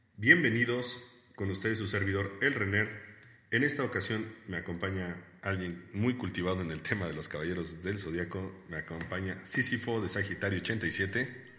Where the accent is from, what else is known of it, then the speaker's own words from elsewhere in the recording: Puebla, Mexico; nosotros somos de Puebla, para los que no sepan, somos poblanos